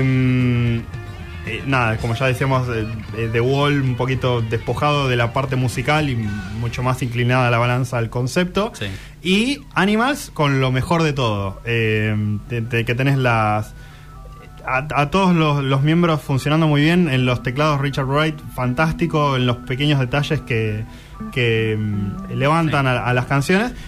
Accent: Argentina; como argentinos

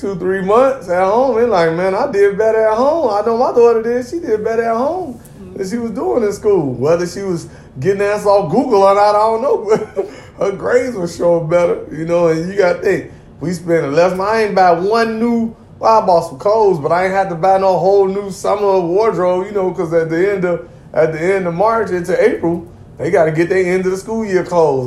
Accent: Gary, Indiana, United States; also born or lived in Wisconsin; I grew up in Gary, Indiana, cuz it ain't a whole lot to do in the G

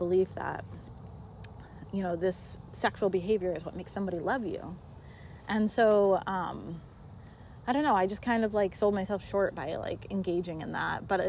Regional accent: Montana, United States; moved away; I grew up in Montana. I had a graduating class of, I think, like 17 people.

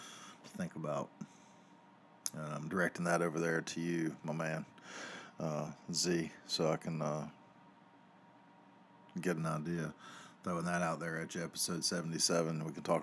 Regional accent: the South, United States; I grew up in the South. They're everywhere.

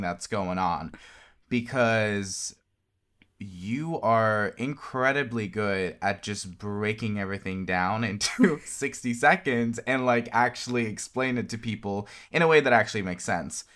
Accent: Norway; I'm from Norway

